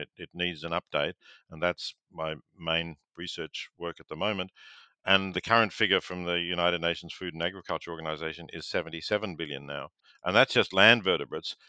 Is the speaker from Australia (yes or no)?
yes; Victoria, Australia; growing up in Victoria